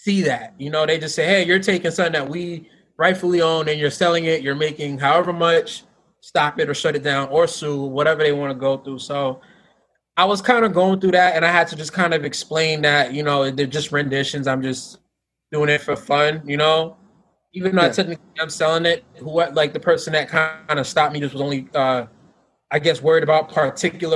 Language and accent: English; New York, United States; moved away; I was gonna go back to like, you know, my hometown